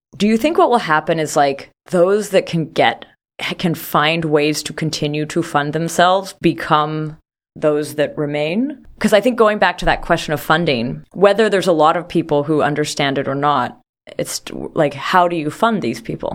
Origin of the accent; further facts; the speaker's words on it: Canada; I'm from Canada